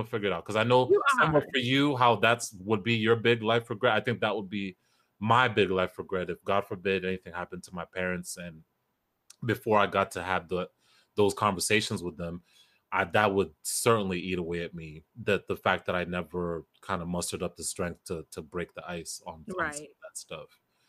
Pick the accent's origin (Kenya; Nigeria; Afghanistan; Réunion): Kenya; We're both African. You're Ghanaian, I'm Kenyan.